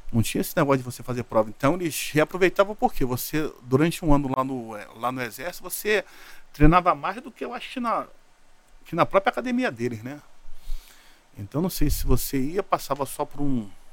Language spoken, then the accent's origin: Portuguese; Rio de Janeiro, Brazil; Eu da ilha do governador fui parar em vira é, Vila Militar.